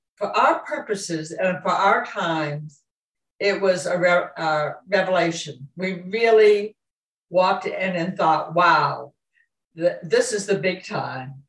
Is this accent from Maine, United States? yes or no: yes; Southwest Harbor, Maine, United States; also born or lived in Camden, Maine; I grew up in Southwest Harbor